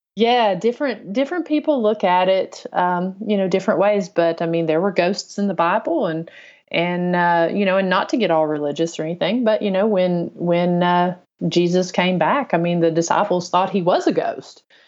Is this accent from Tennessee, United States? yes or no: yes; on the Kentucky line, northern Tennessee, United States; moved away as an adult; also born or lived in Chattanooga area, Tennessee; I grew up in North Tennessee on the, uh, Kentucky line